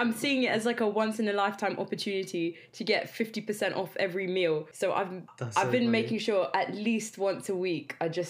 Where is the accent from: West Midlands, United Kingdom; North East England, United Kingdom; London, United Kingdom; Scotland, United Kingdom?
London, United Kingdom; So I'm from East London.